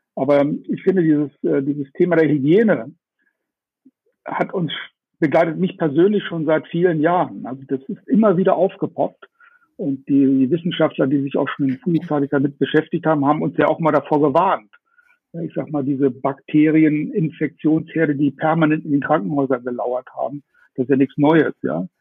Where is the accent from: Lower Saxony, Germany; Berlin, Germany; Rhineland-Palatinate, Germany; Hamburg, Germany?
Lower Saxony, Germany; Stadthagen; now in Munich, Germany; Heute aus meiner Heimatstadt in Stadthagen. Eigentlich äh, ja mit dem Büro in, in München